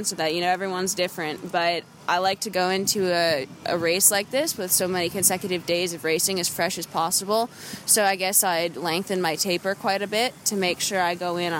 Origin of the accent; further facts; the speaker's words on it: Grand Rapids, Michigan, United States; Originally Michigan, Grand Rapids area.